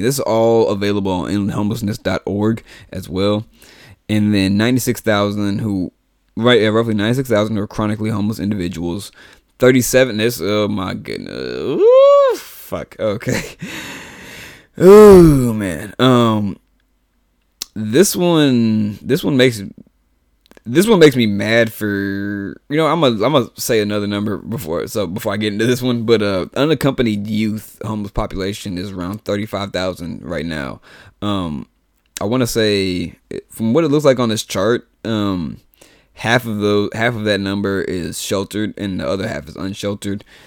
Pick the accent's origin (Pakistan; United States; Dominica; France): United States; the South; I'm black and I'm from the South